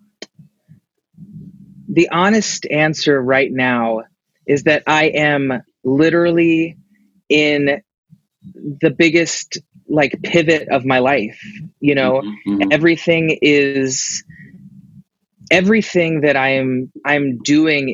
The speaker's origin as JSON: {"language": "English", "town": "Nashville", "region": "Tennessee", "country": "United States", "tie": "born or raised there", "said": "I grew up in Nashville, Tennessee"}